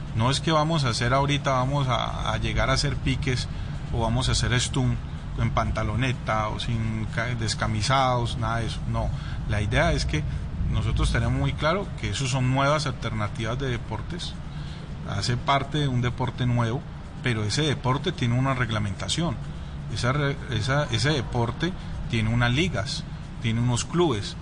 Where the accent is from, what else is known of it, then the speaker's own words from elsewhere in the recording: Colombia; accent: Colombian; mi, papá es suizo y mi mamá es colombiana, entonces pero pues ya más colombiano.